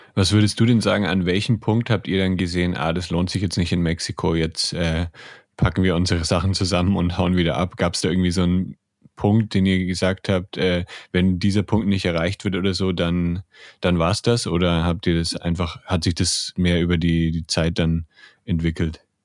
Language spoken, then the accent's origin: German; Germany; bei uns in Deutschland